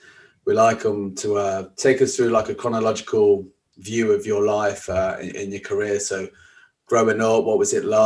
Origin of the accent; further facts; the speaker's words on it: Leicester, East Midlands, United Kingdom; I'm from Leicester